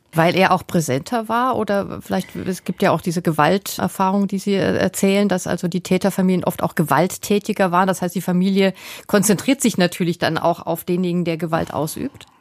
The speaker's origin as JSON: {"language": "German", "country": "Germany", "said": "wir tendieren ja als Deutsche"}